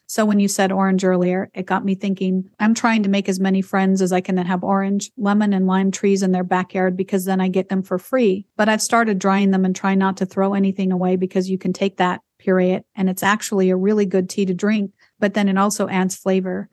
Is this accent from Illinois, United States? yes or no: no; Idaho, United States; I grew up in Idaho